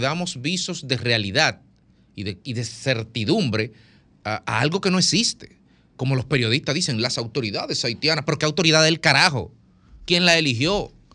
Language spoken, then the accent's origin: Spanish; Dominican Republic